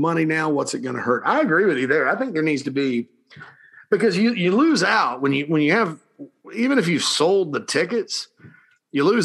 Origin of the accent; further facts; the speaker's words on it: South Carolina, United States; We're all from South Carolina